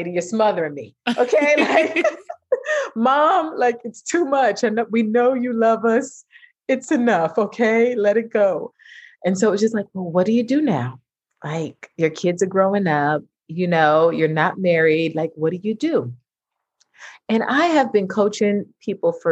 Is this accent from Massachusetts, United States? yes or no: no; New York City, New York, United States; I'm originally from Brooklyn, New York. I'm a major New Yorker